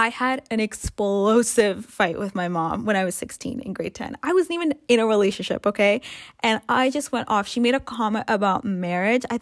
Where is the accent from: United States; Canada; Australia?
Canada; also born or lived in Africa / Sri Lanka (ancestry); growing up in Canada, growing up in a diverse environment